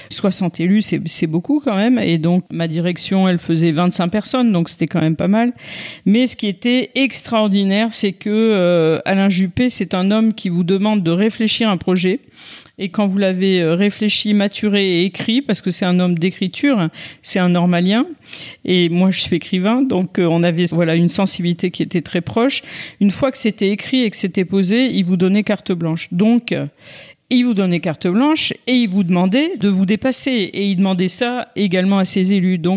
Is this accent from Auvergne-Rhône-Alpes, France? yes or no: yes; Clermont-Ferrand, Auvergne-Rhône-Alpes, France; born there; also born or lived in Bordeaux; je suis née à Clermont-Ferrand. j'ai vécu très longtemps, très très longtemps à Bordeaux, mais je n'y suis pas née.